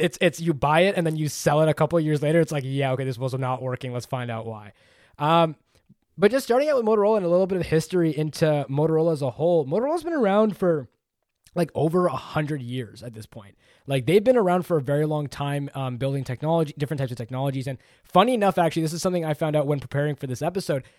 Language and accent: English; Canada; I'm Canadian.